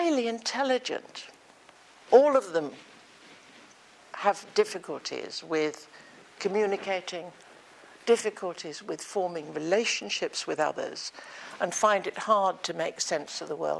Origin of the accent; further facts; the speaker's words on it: England, United Kingdom; also born or lived in Germany; I grew up in England